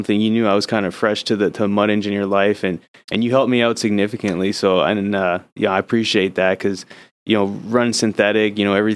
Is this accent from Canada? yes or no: yes; Canada; now in United States; I know I'm Canadian, but I'm soon to be American